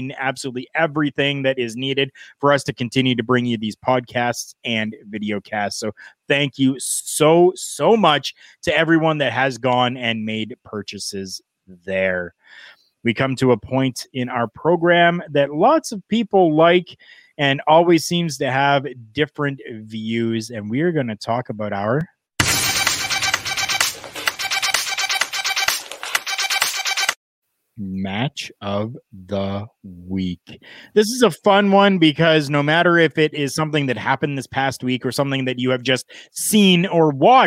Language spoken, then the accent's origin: English; Canada; we're Canadian